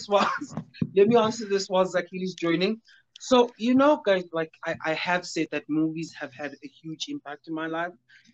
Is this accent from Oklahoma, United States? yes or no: no; New York, United States; now in Alberton, South Africa; We are from Alberton. We're based in Alberton, but I'm from New York. Originally from...